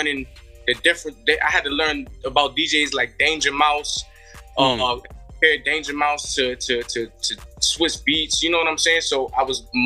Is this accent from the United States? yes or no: yes; New York City, New York, United States; Growing up in the Bronx